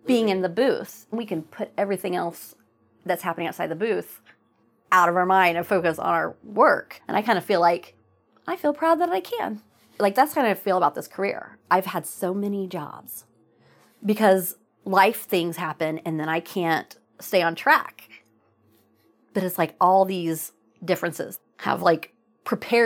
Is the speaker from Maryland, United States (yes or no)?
no; Oklahoma, United States; moved away as an adult; also born or lived in New England; I used to be embarrassed that I was from Oklahoma. It was the 90s when I was in high school